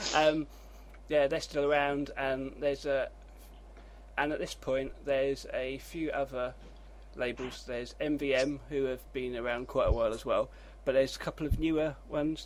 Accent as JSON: {"language": "English", "country": "United Kingdom", "said": "I'm British"}